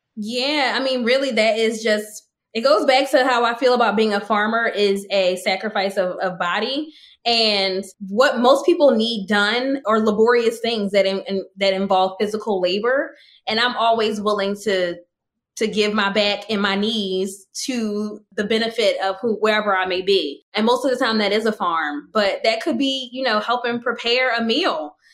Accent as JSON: {"language": "English", "country": "United States", "said": "an American woman who didn't travel anywhere until after, you know, till my 30th birthday"}